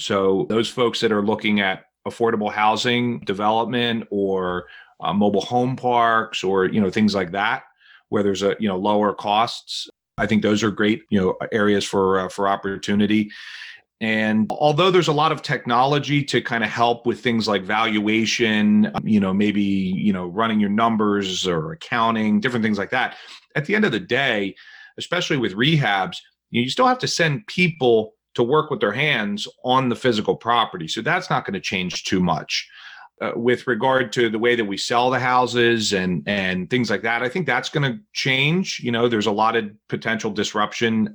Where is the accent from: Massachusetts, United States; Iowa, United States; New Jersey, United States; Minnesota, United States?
New Jersey, United States; now in Philadelphia, United States; I'm originally from New Jersey